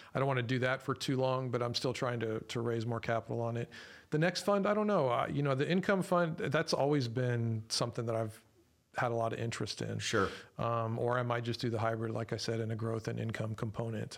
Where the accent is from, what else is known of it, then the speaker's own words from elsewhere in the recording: San Antonio, Texas, United States; I was born and raised here in San Antonio too